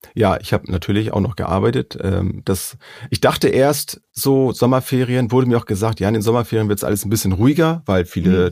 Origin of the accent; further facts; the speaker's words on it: Schleswig-Holstein, Germany; wir kommen ja nur hier aus Schleswig-Holstein